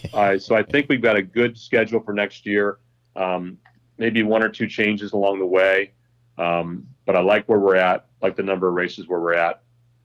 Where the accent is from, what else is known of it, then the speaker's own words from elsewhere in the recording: Sault Ste. Marie, Michigan, United States; moved away; I was born in Sault Ste. Marie, went to college at this small 2,000-person school at Lake Superior State University.